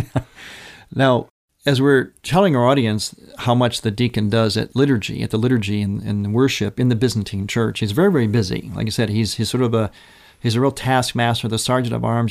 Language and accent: English; Cleveland, Ohio, United States; moved away; the Cleveland area, my hometown, my motherland